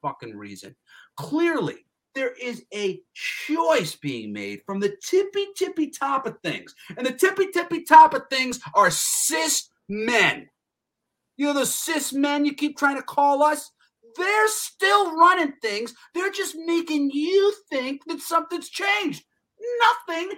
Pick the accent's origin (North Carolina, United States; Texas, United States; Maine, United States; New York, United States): New York, United States; I'm from New York